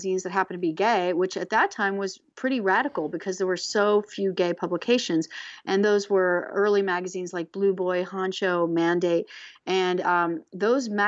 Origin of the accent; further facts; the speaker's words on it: Los Angeles, California, United States; also born or lived in Reseda; I'm from Hollywood. So I went to school with people that had much more cool parents than mine